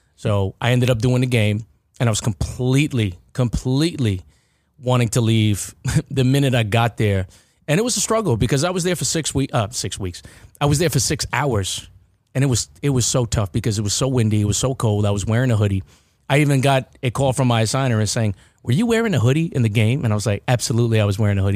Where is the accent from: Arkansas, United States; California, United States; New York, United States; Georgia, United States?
New York, United States; Baldwin; lived ninety degrees away from McDonald's growing up in Baldwin